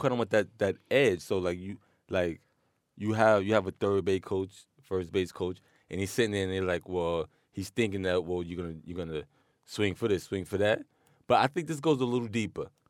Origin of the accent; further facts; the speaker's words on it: New York City, New York, United States; I was born in Queens, I grew up in Queens